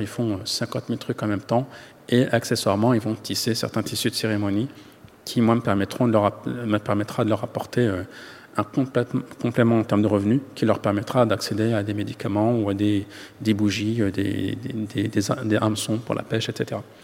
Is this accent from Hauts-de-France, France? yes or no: no; Paris, Île-de-France, France; je suis né en France, j'ai grandi en France